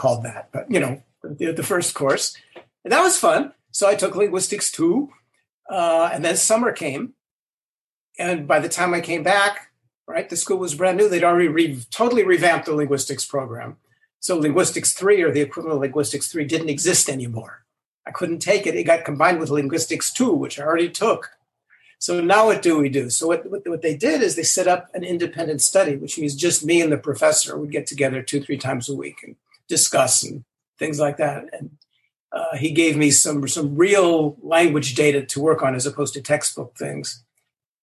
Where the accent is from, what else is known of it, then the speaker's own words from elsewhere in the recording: Los Angeles, California, United States; moved away; I grew up in Los Angeles. I grew up in the San Fernando Valley